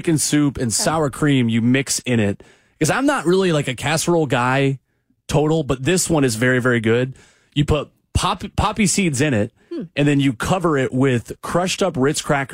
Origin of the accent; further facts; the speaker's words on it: Tennessee, United States; I've never had permanent residence ever out of Tennessee